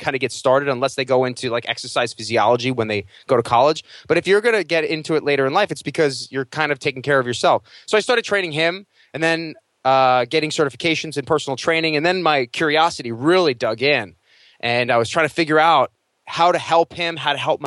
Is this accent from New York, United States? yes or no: yes; Long Island, New York, United States; moved away as an adult; now in Los Angeles, United States; I was a kid from Long Island